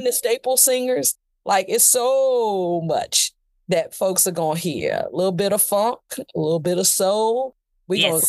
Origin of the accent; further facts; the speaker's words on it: Danville, Virginia, United States; moved away; I was born in Danville, Virginia.